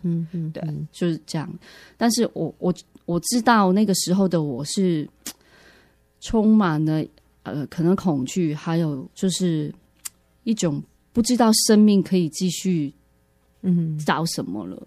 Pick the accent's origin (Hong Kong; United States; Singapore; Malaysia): Hong Kong; moved away as an adult; now in Taiwan; 其实我是从香港来的